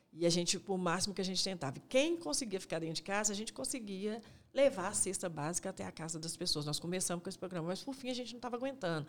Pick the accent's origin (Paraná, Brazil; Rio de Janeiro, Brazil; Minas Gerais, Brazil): Minas Gerais, Brazil; Belo Horizonte; eu sou da Vila Cafezal